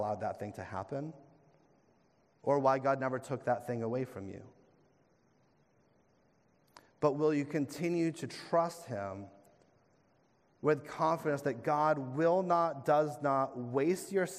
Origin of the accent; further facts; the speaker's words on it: New England, United States; as fellow New Englanders